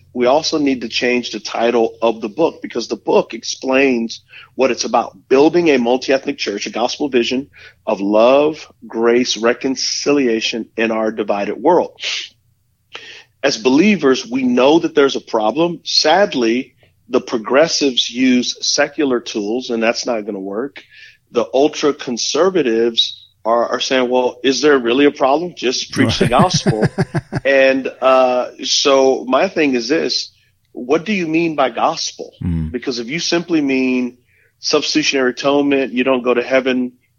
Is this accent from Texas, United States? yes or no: yes; San Antonio, Texas, United States; moved away as an adult; now in Charlotte area, United States; I'm originally from San Antonio, Texas, But Charlotte, we came here in 1998, and so it's our adoptive home now. We love the Carolinas, and so our physical location is in Indianland, South